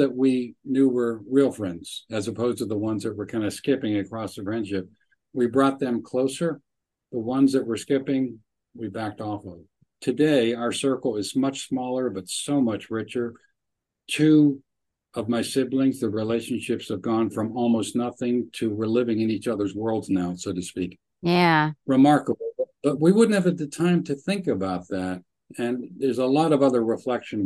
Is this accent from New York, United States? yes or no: no; Pittsburgh, Pennsylvania, United States; moved away; We grew up in Pittsburgh, but we all left